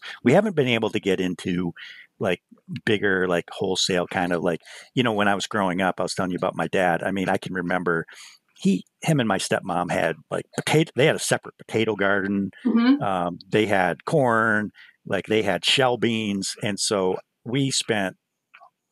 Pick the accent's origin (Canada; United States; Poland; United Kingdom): United States; the Adirondacks, New York; I grew up in a hunting family because I grew up here in the Adirondacks